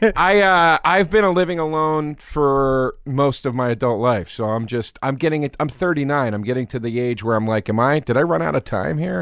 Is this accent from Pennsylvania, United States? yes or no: yes; Collegeville, Pennsylvania, United States; also born or lived in Philadelphia, Pennsylvania; I was born in Philly